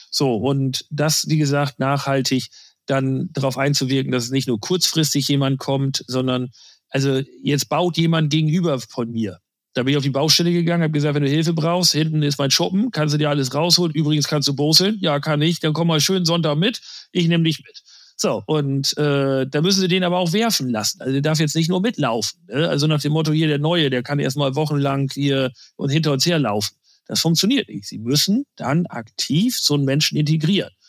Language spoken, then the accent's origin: German; Lower Saxony, Germany; ich komme noch aus Friesland. Das ist jetzt kein Spaß.